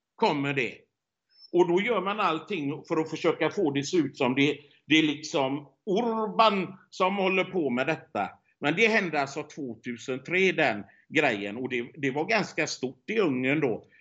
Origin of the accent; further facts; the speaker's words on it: Sweden; moved away; hemma i Sverige